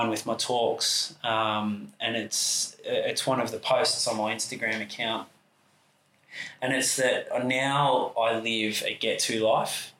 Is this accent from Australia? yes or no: yes; Sunbury, Victoria, Australia; moved away as an adult; now in Torquay, Australia; I grew up in Sunbury, just outside the airport, which used to be a little country town when I lived there